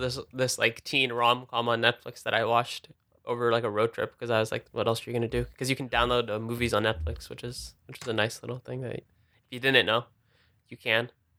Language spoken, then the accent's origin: English; Denver, Colorado, United States; I was born in Denver, so I was born while it was snowing, I think.